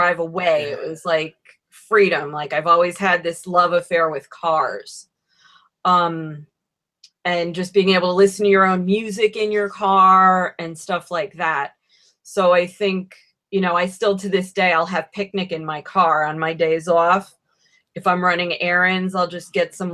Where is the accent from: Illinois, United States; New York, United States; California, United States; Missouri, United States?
New York, United States; Troy; I'm from Troy